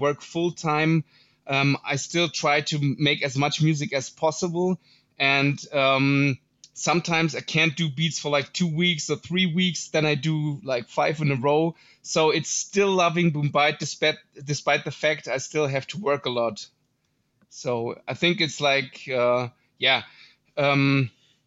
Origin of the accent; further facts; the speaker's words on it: Munich, Bavaria, Germany; I'm also from Germany, from Munich, Germany, which is not a boom bap hotspot.